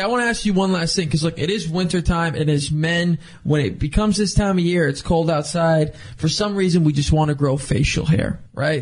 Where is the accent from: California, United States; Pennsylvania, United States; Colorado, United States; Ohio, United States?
California, United States; Thousand Oaks; I grew up in Thousand Oaks, small town.